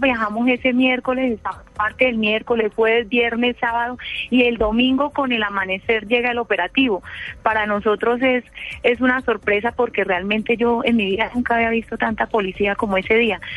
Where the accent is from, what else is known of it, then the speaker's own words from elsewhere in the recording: Huila, Colombia; also born or lived in Neiva; nosotros somos del departamento del Huila